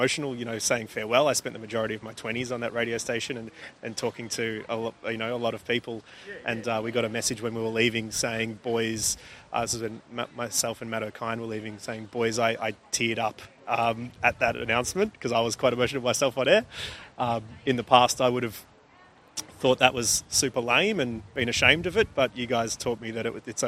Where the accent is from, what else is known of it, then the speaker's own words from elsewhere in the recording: Warrnambool, Victoria, Australia; moved away as an adult; also born or lived in Sydney; being from Warrnambool